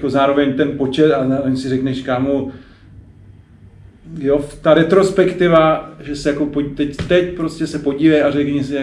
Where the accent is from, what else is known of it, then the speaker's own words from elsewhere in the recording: Brno, South Moravian Region, Czechia; jsem z eh, Brna